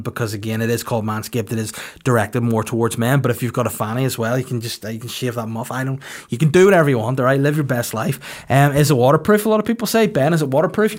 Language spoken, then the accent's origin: English; Bangor, Northern Ireland, United Kingdom; It's in Bangor, the Kingdom of North Down, my hometown